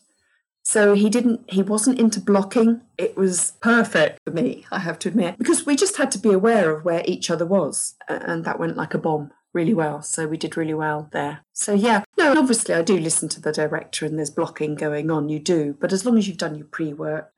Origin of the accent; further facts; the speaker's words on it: England, United Kingdom; being an English person